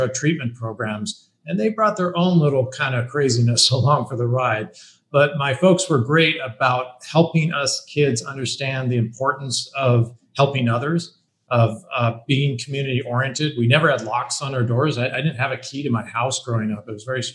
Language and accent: English; Bellevue, Washington, United States; I grew up in Bellevue, Washington. It's outside of Seattle, Washington